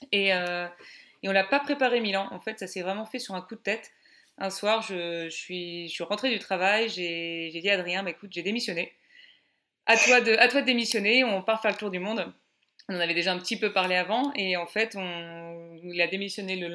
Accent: Paris, Île-de-France, France; moved away as an adult; now in Bordeaux, France; moi je suis originaire de Paris euh, et j'ai 30 ans. Je vais avoir bientôt 31 ans, mais j'ai encore 30 ans.

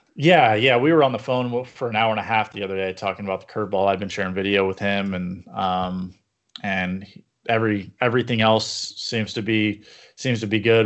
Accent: Yorba Linda, California, United States; I grew up in Yorba Linda

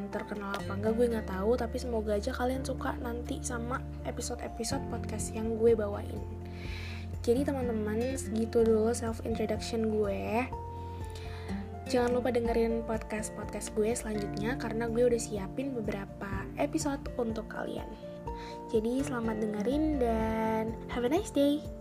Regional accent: Jakarta, Indonesia; born there; now in Bekasi, Indonesia; gue lahir di Jakarta di tanggal 20 Desember tahun 2005. Nah gue sekarang tapi tinggalnya di Bekasi

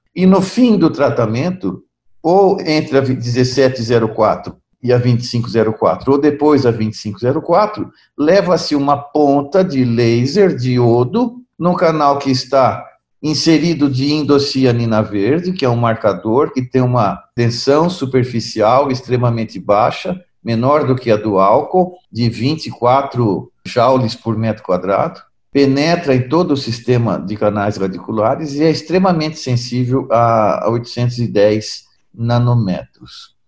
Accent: Brazil; eu sou brasileiro com descendência italiana

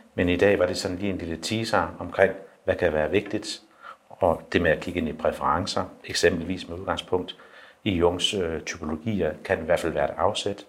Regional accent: Skødstrup, Central Denmark Region, Denmark; Nu kommer jeg selv fra Skødstrup

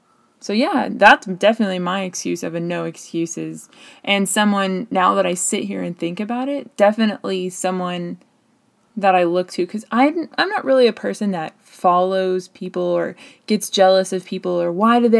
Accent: United States; a white female in the United States

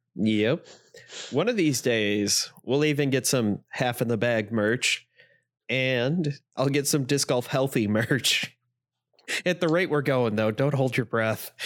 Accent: Northeast Indiana, United States; I am from Northeast Indiana

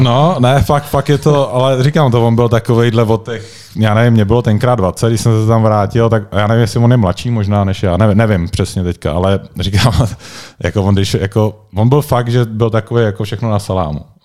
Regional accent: Prague, Czechia; moved away as an adult; now in Liberec, Czech Republic; já jsem vlastně Pražák, originál, když jsem, když jsem tady vyrůstal

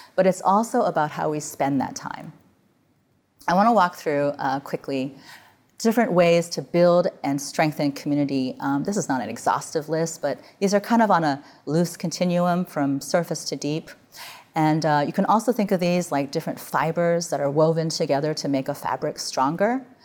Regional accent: Midwest, United States; now in California, United States; I grew up in the Midwest where the sun went down in October

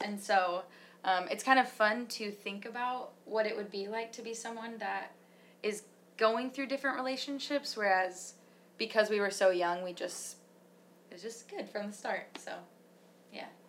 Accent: Michigan, United States; We're we're from Michigan

